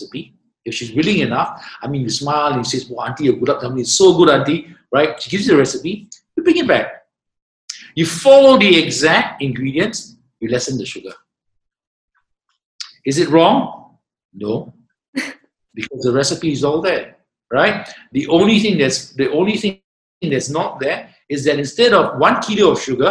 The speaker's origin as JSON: {"language": "English", "country": "Singapore", "said": "I'm Singaporean"}